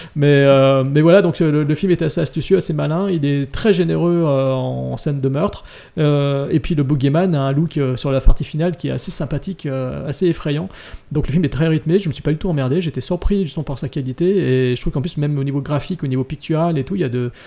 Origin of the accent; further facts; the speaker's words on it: France; chez nous, en France